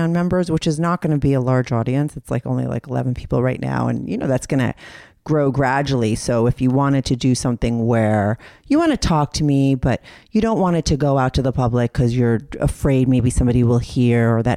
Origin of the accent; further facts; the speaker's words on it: New York City, New York, United States; being quarantined in New York City for me as a New Yorker